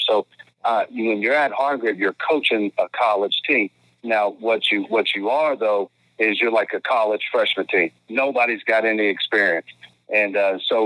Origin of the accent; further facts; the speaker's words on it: Georgetown, Kentucky, United States; I grew up in Georgetown, Kentucky, 40 minutes away